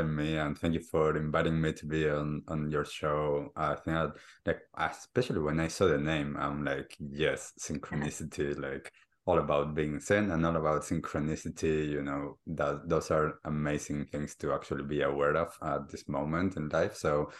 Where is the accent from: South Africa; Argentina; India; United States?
Argentina; So I grew up in Argentina and I grew up as a typical kid, sports, school, socially awkward in some stages and different things like that.